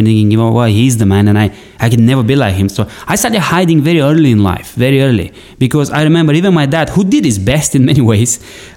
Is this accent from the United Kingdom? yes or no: no; Bulgaria; my land, where I come from Bulgaria